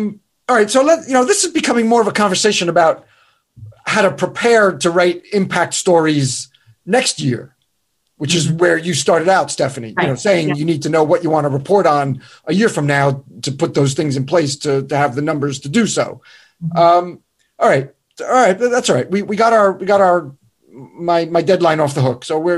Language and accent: English; Northern United States, United States; now in North Carolina, United States; Well, I'm in North Carolina now, but I'm from the North, which is, you know, you're screwed.